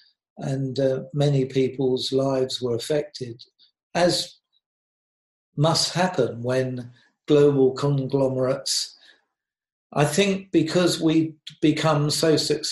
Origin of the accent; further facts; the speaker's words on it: United Kingdom; moved away; I'm British.